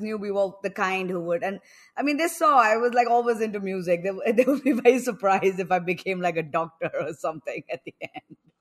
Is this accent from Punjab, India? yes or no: no; New Delhi, Delhi, India; moved away as an adult; also born or lived in New York; now in Goa, India; I'm actually from New Delhi, but for the past few years, I've been living in Goa because everything is online